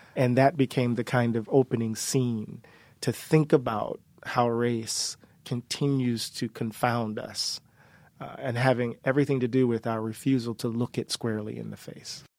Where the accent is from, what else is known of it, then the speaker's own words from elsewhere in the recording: Mississippi, United States; we're from Mississippi